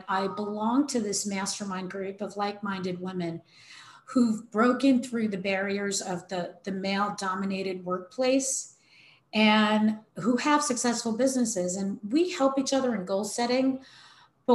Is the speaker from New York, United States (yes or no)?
yes; New York City, New York, United States; I come from New York City